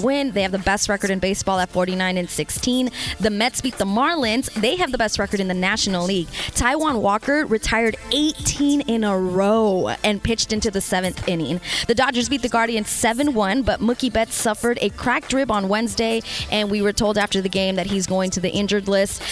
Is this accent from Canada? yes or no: no; Costa Rica; moved away; my home country of Costa Rica